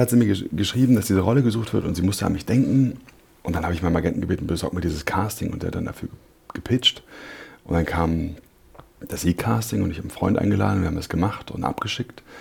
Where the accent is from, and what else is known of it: Berlin, Germany; born or raised there